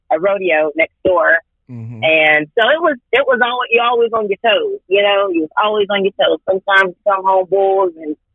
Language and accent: English; North Carolina, United States; Uh, Southwood, North Carolina. I've been here majority of my life.